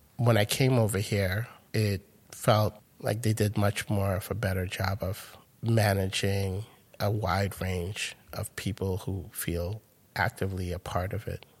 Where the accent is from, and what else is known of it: New York City, New York, United States; born or raised there; moved away as an adult; also born or lived in Caracas, Venezuela / Grenada; now in United Kingdom